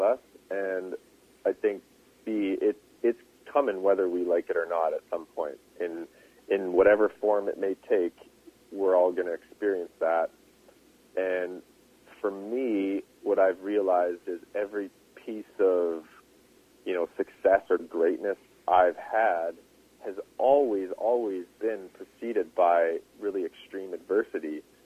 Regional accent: Revelstoke, British Columbia, Canada; my hometown uh-huh. in, in Revelstoke

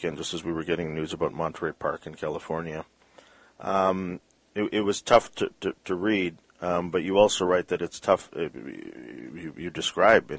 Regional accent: Vancouver, British Columbia, Canada; we're from Vancouver

